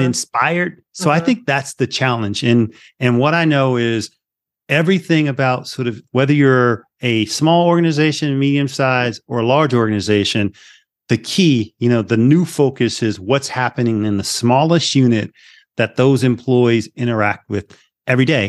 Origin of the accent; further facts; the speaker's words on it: Philadelphia, Pennsylvania, United States; moved away; also born or lived in Las Vegas; I'm originally from Philly. So I'm an inner city kid